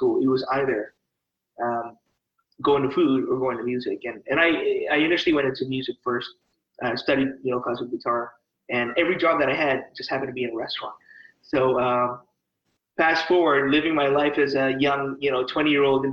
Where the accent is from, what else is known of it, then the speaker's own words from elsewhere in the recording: Langley, British Columbia, Canada; also born or lived in Edmonton, Alberta; I grew up in Langley, British Columbia